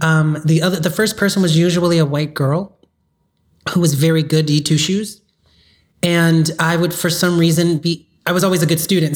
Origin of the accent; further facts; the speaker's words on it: Hawthorne, California, United States; I grew up in South Bay. Okay. So Hawthorne is where lots of my schools were